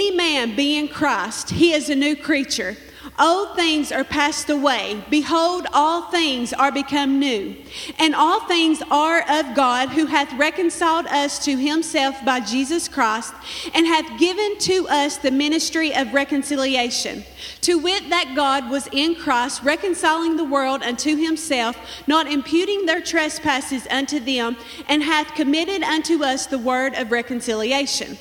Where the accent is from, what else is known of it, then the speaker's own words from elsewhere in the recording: Manchester, Kentucky, United States; I'm from Manchester here in Clay County